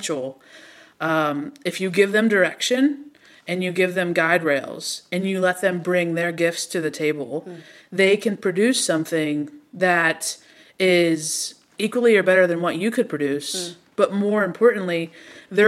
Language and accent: English; Pittsburgh, Pennsylvania, United States; I am from Pittsburgh.